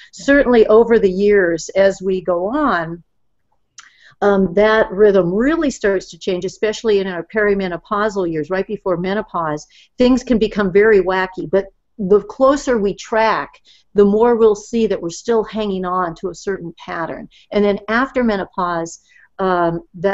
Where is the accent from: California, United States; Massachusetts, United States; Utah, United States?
California, United States; Southern; I grew up in Southern California